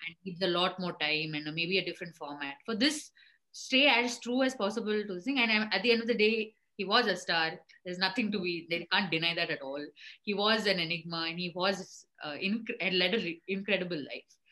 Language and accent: English; Bangalore, Karnataka, India; I grew up in Bangalore